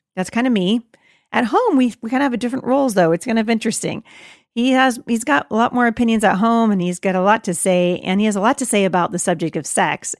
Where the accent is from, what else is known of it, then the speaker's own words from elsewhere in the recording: United States; I'm an American